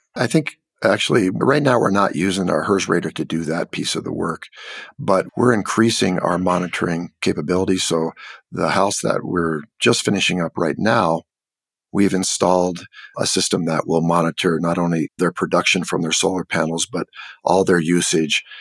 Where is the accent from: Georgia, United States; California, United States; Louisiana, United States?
California, United States; also born or lived in Mexico; now in Santa Fe, United States; I grew up in California